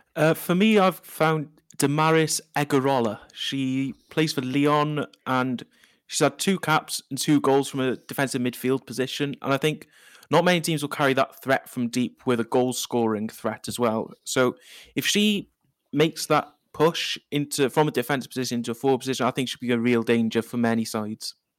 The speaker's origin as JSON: {"language": "English", "region": "Wales", "country": "United Kingdom", "lives_now": "Cardiff, United Kingdom", "said": "I am a Welsh person"}